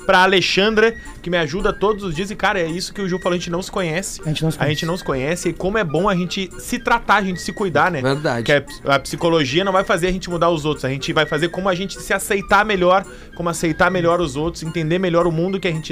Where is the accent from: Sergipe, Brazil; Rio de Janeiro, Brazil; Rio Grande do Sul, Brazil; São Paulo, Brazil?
Rio Grande do Sul, Brazil; Pelotas; now in Balneário Camboriú, Brazil; Sou de Pelotas, mas atualmente moro em Camboriú.